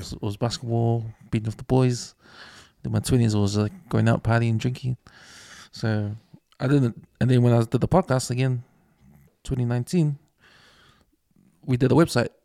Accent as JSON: {"language": "English", "country": "New Zealand", "tie": "born or raised there", "said": "we grew up here in New Zealand, like our accent"}